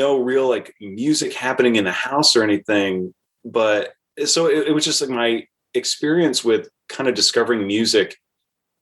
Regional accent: Portsmouth, Rhode Island, United States; I grew up in Portsmouth, Rhode Island, which is on Aquidneck Island in Rhode Island

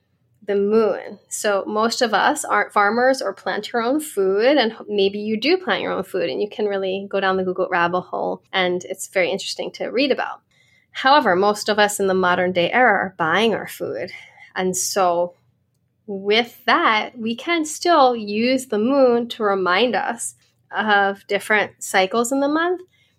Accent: Ireland; I'm Irish. I have really light skin.

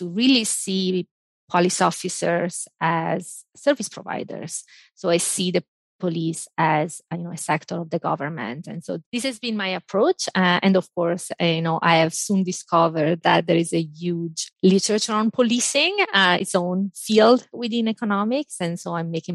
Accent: Italy; moved away; I grew up in Italy

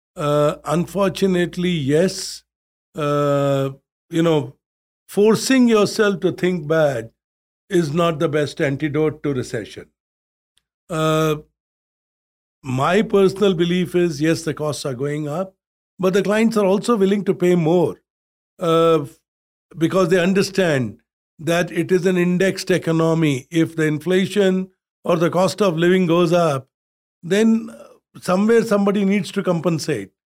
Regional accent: India; from where I grew up in India, where the average temperature was forty Celsius

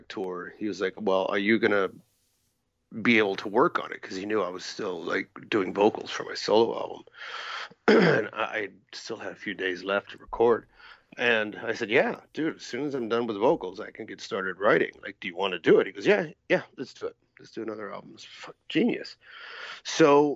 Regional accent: United States; me being an American

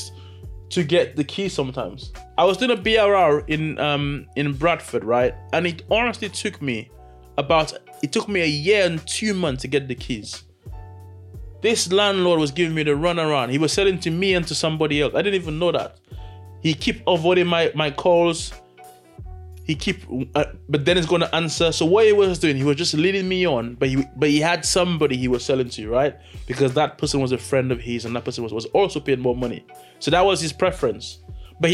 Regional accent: St. Lucia; born and raised in St. Lucia

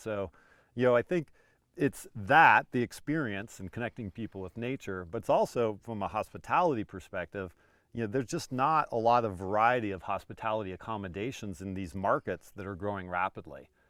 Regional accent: Montana, United States; moved away; I grew up in Montana

